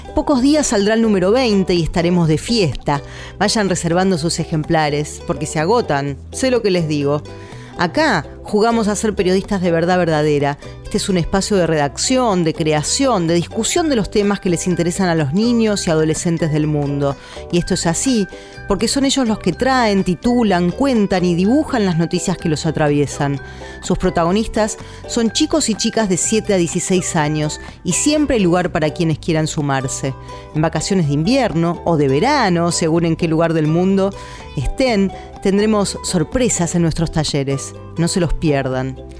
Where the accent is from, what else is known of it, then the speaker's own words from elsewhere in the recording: Paso de los Libres, Corrientes, Argentina; moved away; Cuando era chica vivía en Paso de los Libres, donde nací, un pueblo que ya es ciudad, en Corrientes, en el norte de la Argentina.